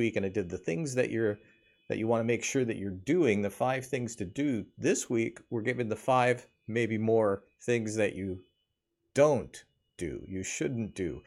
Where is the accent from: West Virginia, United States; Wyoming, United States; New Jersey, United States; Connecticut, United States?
Wyoming, United States; moved away; I grew up in Wyoming